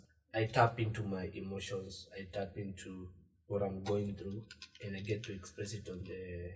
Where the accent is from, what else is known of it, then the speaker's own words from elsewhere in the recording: Kikuyu, Kiambu County, Kenya; Yes, I'm from Kikuyu. I live in Kikuyu.